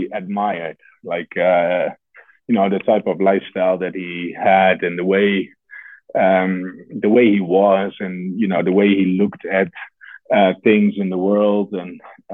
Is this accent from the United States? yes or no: no; Netherlands; moved away; I was growing up in the Netherlands